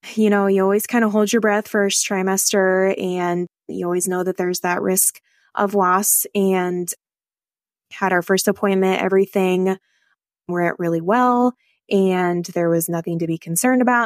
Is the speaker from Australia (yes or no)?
no; Northeast Nebraska, United States; I am from Northeast Nebraska